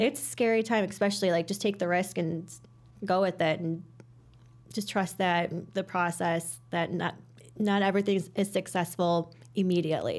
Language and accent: English; Hoffman Estates, Illinois, United States; from the Northwest Suburbs, grew up in Hoffman Estates, um, still live in Hoffman Estates